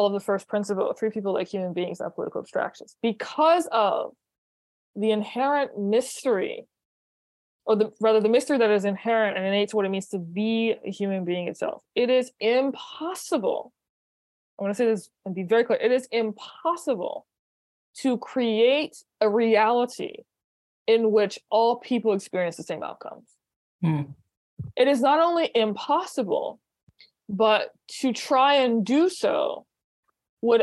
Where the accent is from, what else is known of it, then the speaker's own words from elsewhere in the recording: New Orleans, Louisiana, United States; moved away as an adult; also born or lived in New York; I moved to New York from New Orleans originally